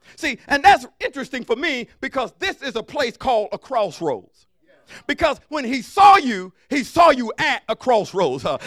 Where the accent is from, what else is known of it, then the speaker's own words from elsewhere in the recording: Alabama, United States; I'm from Alabama